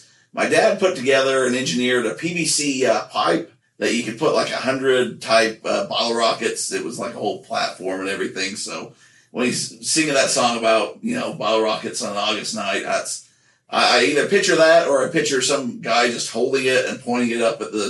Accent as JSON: {"language": "English", "town": "Nephi", "region": "Utah", "country": "United States", "tie": "born or raised there", "said": "growing up in Nephi, it's very weird and strange for Utah because it was such a small town that we actually had a bar in town."}